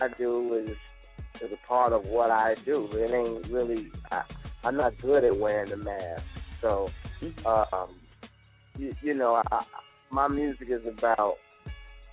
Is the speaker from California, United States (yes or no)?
no; Chicago, Illinois, United States; moved away as an adult; also born or lived in Atlanta; growing up in Chicago